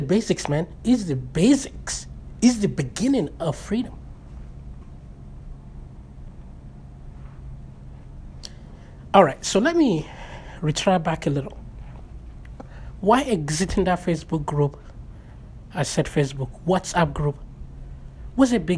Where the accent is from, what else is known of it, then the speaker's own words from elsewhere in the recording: Nigeria; moved away; We have a very strong social social cohesion among Nigerians, Africans, my tribe